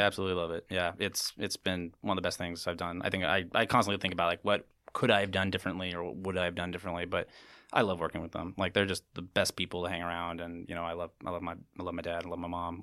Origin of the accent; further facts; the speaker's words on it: St. Helena, California, United States; town that I basically grew up